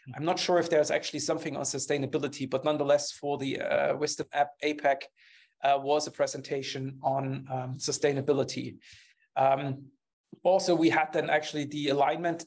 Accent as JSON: {"language": "English", "country": "Germany", "second_language": "English", "said": "I'm coming from Germany"}